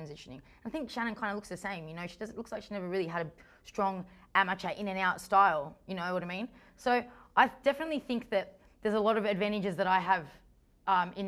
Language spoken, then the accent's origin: English; Australia; I'm Australian. This is as Australian as you get it